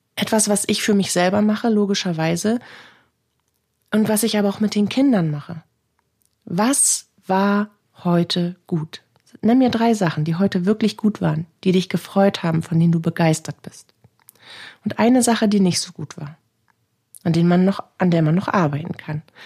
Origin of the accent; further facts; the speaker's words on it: Northern Germany, Germany; Hier bei uns in Norddeutschland